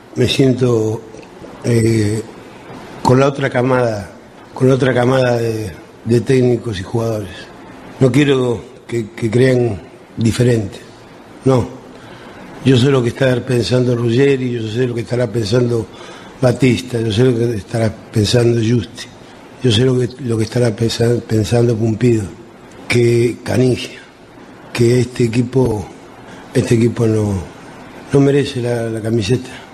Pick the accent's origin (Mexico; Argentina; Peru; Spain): Argentina; yo me siento muy argentino, muy argentino